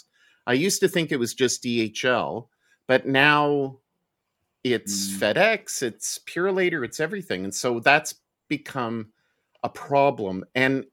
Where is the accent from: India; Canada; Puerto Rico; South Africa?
Canada; Montreal, Quebec; now in Halifax, Canada; I grew up in Montreal